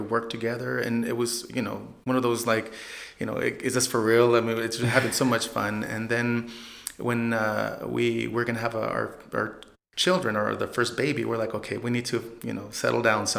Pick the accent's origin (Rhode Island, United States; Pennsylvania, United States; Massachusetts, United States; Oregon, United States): Oregon, United States; moved away as an adult; now in San Antonio, United States; Well, I'm originally from Oregon